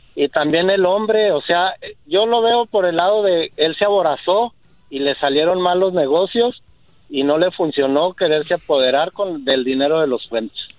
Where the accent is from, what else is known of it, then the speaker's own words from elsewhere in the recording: Ciudad Juárez, Chihuahua, Mexico; Soy de Ciudad Juárez